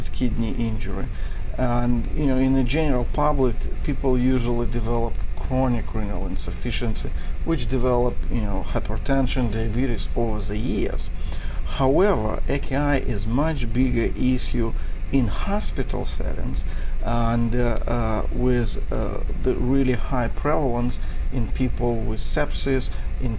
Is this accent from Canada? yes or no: no; Belarus; moved away as an adult; also born or lived in New York; now in United States; I was born in Eastern Europe in Belarus